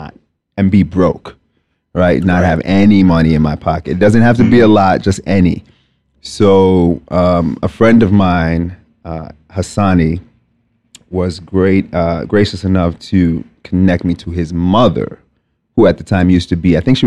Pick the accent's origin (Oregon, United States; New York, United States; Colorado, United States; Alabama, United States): New York, United States; New York City; also born or lived in Lagos, Nigeria / Binghamton, New York; I was born in Nigeria, Lagos, Nigeria specifically. Raised very much a New Yorker. Spent the majority of my life here. Just about all of it. So I grew up in Staten Island, New York.